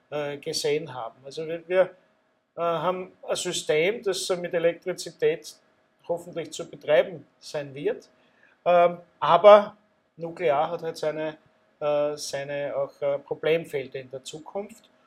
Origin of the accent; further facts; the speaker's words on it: Austria; Als Österreicher muss ich sagen, ich hoffe es.